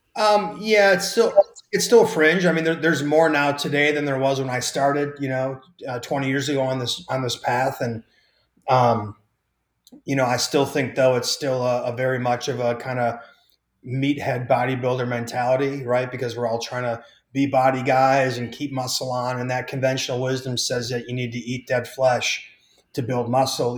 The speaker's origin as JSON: {"language": "English", "region": "Wisconsin", "country": "United States"}